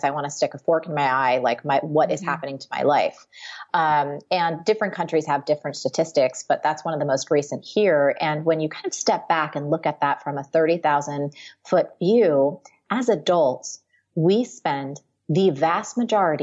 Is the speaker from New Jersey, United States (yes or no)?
yes; New Jersey, United States; moved away as an adult; now in New York, United States; I grew up in New Jersey. I've lived my whole life there